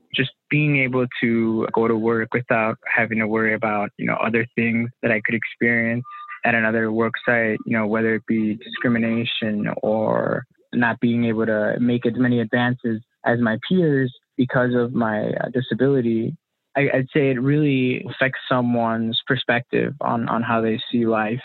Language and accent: English; Illinois, United States; I'm from the Illinois area, born and raised here